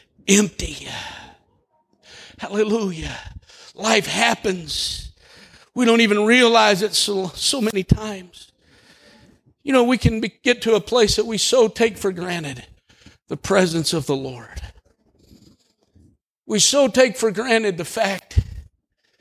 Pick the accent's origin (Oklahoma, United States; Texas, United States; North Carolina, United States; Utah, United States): Oklahoma, United States; Holdenville; I grew up in Holdenville